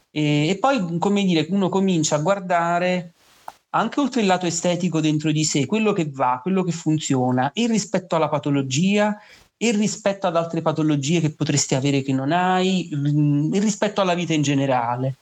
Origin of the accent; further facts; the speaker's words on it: Naples, Campania, Italy; vengo da Napoli